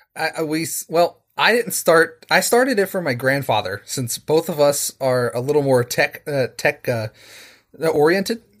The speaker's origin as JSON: {"language": "English", "town": "Charleston", "region": "West Virginia", "country": "United States", "said": "I'm from Charleston, West Virginia, uh, over on the Eastern Seaboard."}